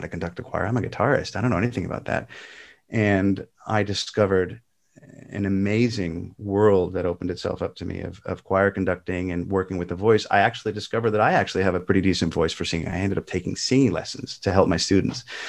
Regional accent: Southern California, United States; moved away as an adult; also born or lived in Spotswood, New Jersey / Toms River, New Jersey; I was a Protestant growing up in Southern California

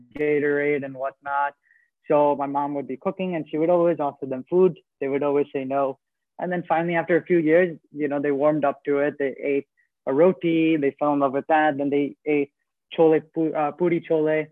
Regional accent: New Jersey, United States; also born or lived in Queens, New York; when I was seven years old, I moved to New Jersey, where I've lived ever since

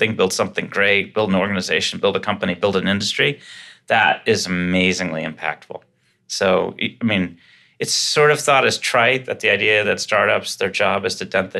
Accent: Boston, Massachusetts, United States; I grew up in Dorchester, Mass. So anytime I could say wicked, I'm stoked

